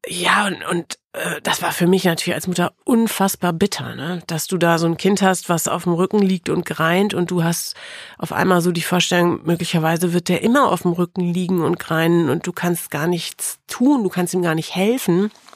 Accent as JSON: {"language": "German", "town": "Osnabrück", "region": "Lower Saxony", "country": "Germany", "tie": "born or raised there", "also_born_or_lived": "Melle", "said": "In Wirklichkeit bin ich aufgewachsen in der Weltstadt Osnabrück"}